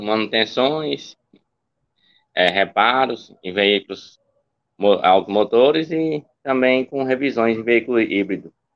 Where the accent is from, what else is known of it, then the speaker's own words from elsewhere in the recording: Tocantins, Brazil; tenho 36 anos, anos no estado de Tocantins